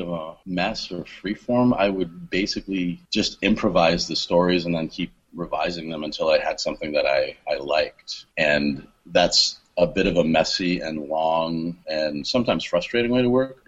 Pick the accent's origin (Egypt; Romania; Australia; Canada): Canada; moved away as an adult; now in Long Beach, United States; I am Canadian, okay. But I haven't lived there since 2001